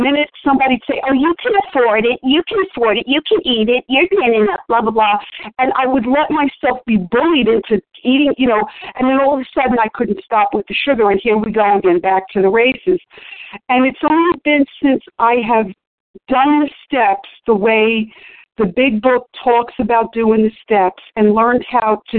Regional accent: New York, United States; growing up in New York

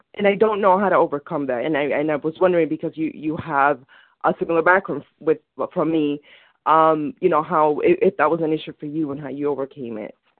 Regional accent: Dominican Republic; now in Westchester, United States; I'm Dominican. I'm from the Dominican Republic

